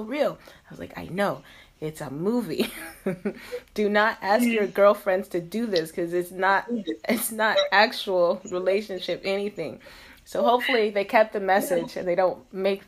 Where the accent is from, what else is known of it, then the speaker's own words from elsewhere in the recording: the South, United States; moved away as an adult; now in China; I grew up in the South where people got married very early